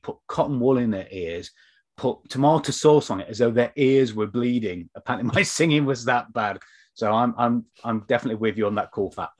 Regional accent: United Kingdom; we're both British

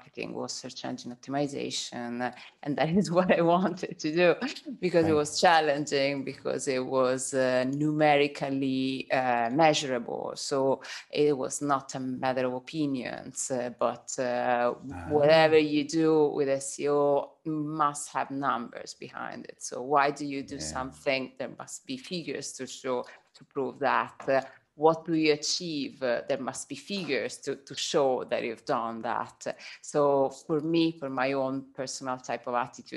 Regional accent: Tuscany, Italy; accent: Italian; English is a second language; moved away as an adult; now in United Kingdom; I was working in the touristic sector in Tuscany, where I'm from

